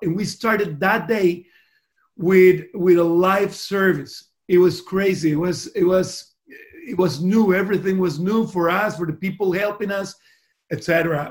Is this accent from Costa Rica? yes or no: yes; Costa Rica; first language Spanish; English is a second language; moved away as an adult; also born or lived in Miami; now in Sydney, Australia; I was born in a little country there in Central America called Costa Rica. Uh, that's the reason my first language is Spanish.